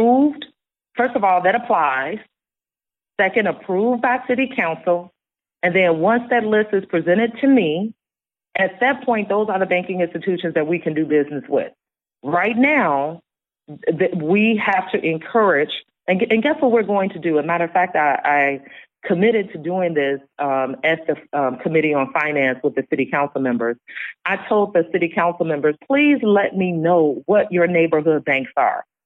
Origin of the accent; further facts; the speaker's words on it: Chicago, Illinois, United States; I was born in Inglewood, raised on the West Side.